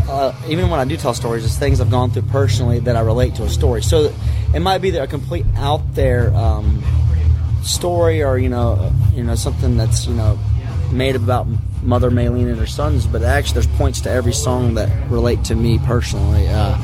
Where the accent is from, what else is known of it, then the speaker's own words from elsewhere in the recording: Ocala, Florida, United States; my town where I grew up in Florida. Mm. Ocala, Florida, right outside of it.